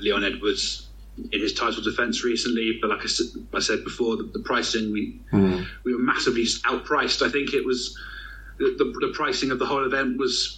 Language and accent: English; United Kingdom; as a Brit